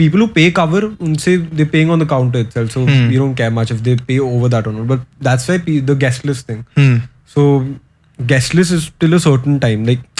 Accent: Delhi, India; He's from Ranchi, I'm from Delhi.

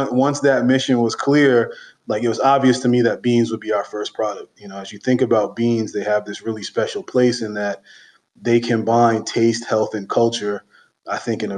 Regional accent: New York City, New York, United States; I grew up in Brooklyn in a really big family.

